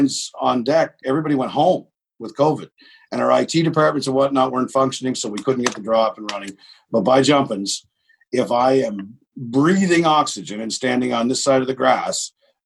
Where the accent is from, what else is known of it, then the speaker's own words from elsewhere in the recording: Miramichi, New Brunswick, Canada; I'm a hillbilly from Miramichi